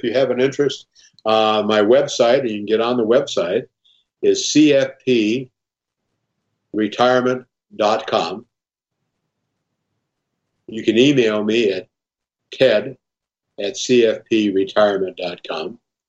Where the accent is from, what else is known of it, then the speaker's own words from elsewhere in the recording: Omaha, Nebraska, United States; Yeah, I'm from Omaha, and I guess I learned this from my dad a long time ago, that people can lie, but numbers don't.